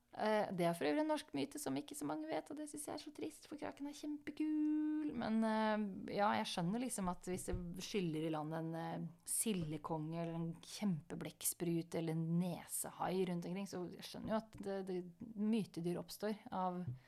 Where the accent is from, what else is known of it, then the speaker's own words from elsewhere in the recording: Sarpsborg, Østfold, Norway; moved away; som niåring på biblioteket hjemme i Sarpsborg.